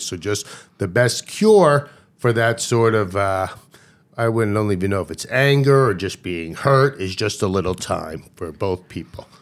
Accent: Long Island, New York, United States; also born or lived in Baltimore; when we moved from Baltimore, when I was three years old, to New York

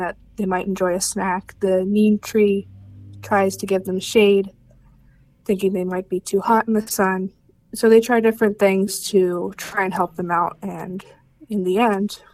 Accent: Pennsylvania, United States; My family's been in Pennsylvania for forever

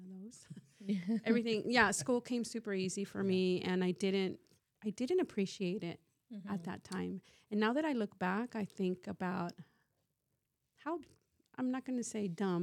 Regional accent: California, United States; rather than leaving Northern California, I chose to stay home.

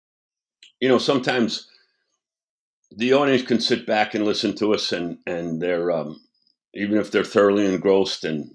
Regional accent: United States; now in Charlotte, United States; I'm originally from New York

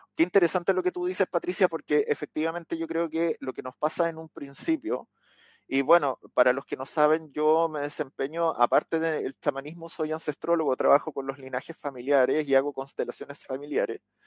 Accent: Chile; acá en Chile, en mi país.

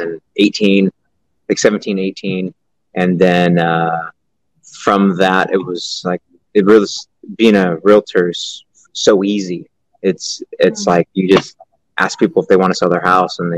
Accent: Stockton, California, United States; I'm from Stockton, California

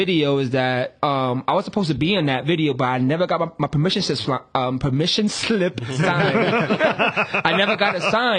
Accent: New York City, New York, United States; I'm from the Bronx, and they go, oh, where do you live? I go, I live in Riverdale, not the Bronx, right? But I've been born and bred

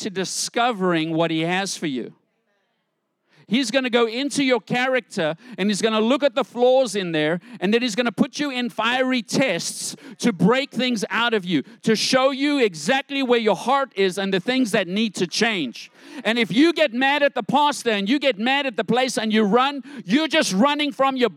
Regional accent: South Africa; I grew up in South Africa

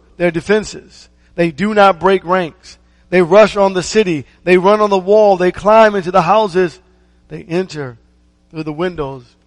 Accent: Maryland, United States; I remember growing up in Maryland

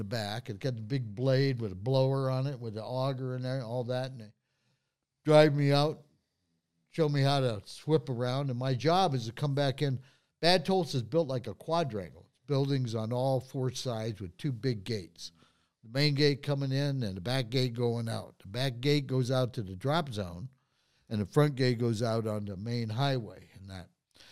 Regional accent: Highland Park, Michigan, United States; I was born in Highland Park

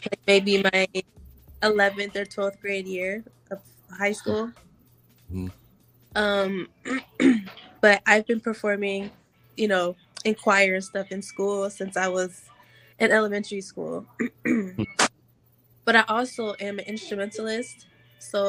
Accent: Akron, Ohio, United States; I'm from Akron, Ohio

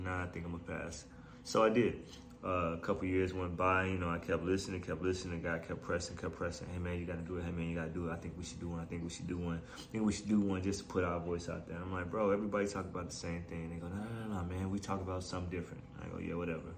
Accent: Chicago, Illinois, United States; Born and raised in Chicago, Illinois. Grew up on the South Side

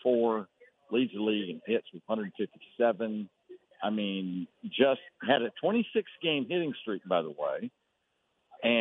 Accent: Fairfield, Texas, United States; also born or lived in Waco; I was raised over in Fairfield.

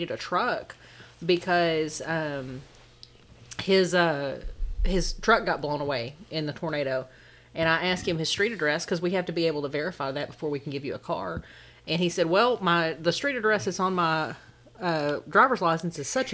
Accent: Texas, United States; moved away; I grew up in Texas

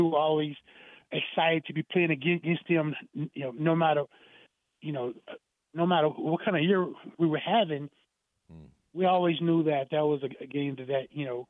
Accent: Dallas, Texas, United States; growing up in Dallas, Texas

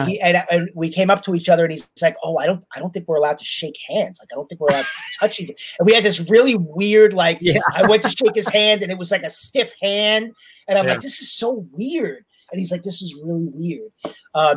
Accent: New York, United States; I'm a New Yorker

